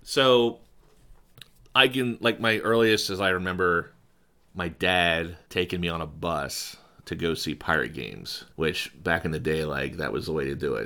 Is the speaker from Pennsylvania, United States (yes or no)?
yes; State College, Pennsylvania, United States; moved away; my hometown, so State College